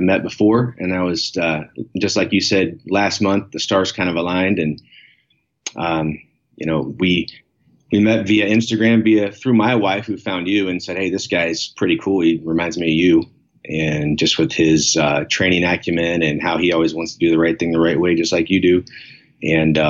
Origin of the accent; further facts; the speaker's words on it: Springfield, Ohio, United States; now in Akron, United States; I was born in Springfield, went to Northridge Elementary, Kenton Ridge High School, played basketball, football, and baseball